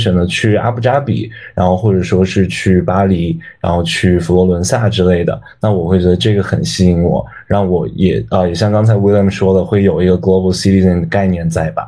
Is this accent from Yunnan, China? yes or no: yes; Dali, Yunnan, China; moved away as an adult; also born or lived in Guiyang; now in Shanghai, China; 我之前是从小到大一直都在大理长大，就我家其实是贵阳的，然后小的时候搬到了大理，然后在大理长大，高中的时候去澳大利亚上过高中，然后后来又回国，就一直都待在大理，就基本没有离开过